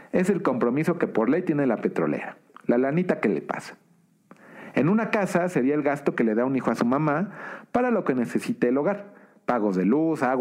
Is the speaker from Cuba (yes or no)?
no; Mexico; Como calificadora, si yo tuviera bonos de Pemex y escucho ese mensaje, ¿me dejas más tranquilo? Sí. Como mexicano